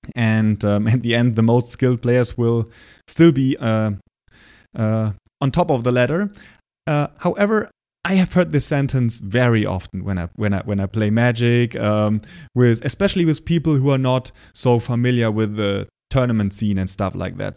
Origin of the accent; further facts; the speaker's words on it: Germany; accent: German; English is a second language; say that word with my German accent and my bad pronunciation